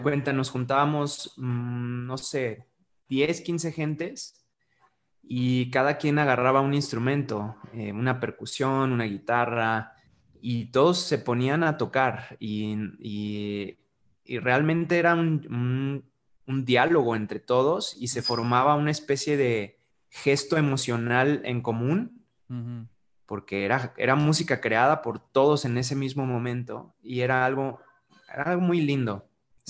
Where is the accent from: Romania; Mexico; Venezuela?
Mexico; San Luis Potosí; also born or lived in United States; soy un embajador del arte, este, para mi ciudad, para mi pueblo y mi comunidad